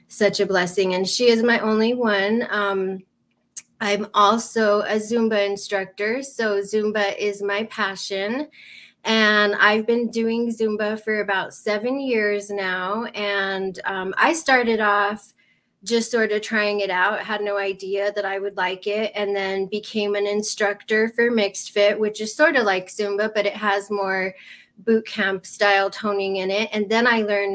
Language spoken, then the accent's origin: English; New Mexico, United States; I'm from New Mexico, we have a lot of drug addiction